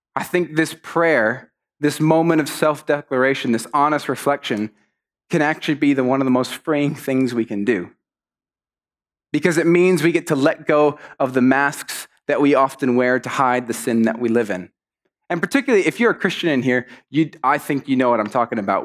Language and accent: English; Mexico; moved away; I grew up in Mexico, and in Mexico, you're often very polite to people